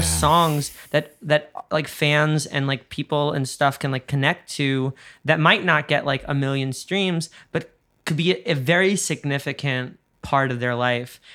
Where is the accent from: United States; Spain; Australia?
United States; New York; we're both New Yorkers